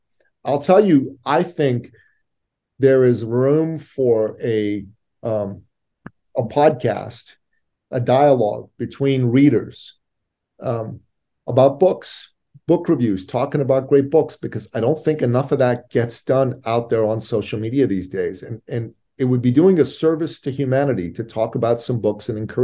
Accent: Iran; moved away; So I'm originally an immigrant from the Middle East. I'm a Christian from Iran. And my family left Iran in 1980, a year and a bit after the Islamic Revolution took place.

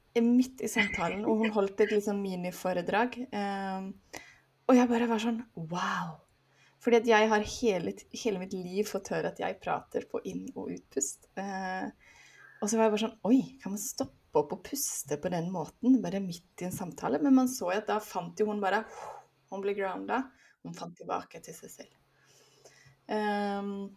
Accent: Sweden; moved away as an adult; also born or lived in Oslo area, Norway; now in Oslo, Norway; Jeg er svensk, men nå har jeg bodd her i 16 år, så nå føler jeg meg snart mer norsk

